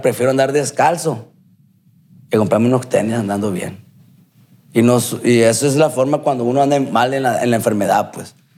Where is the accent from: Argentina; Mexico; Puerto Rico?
Mexico; Culiacán, Sinaloa; soy de aquí, de Culiacán